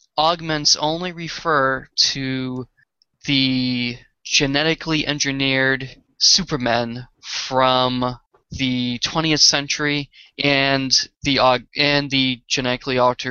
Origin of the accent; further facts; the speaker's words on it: Boston, Massachusetts, United States; accent: Boston; my Boston accent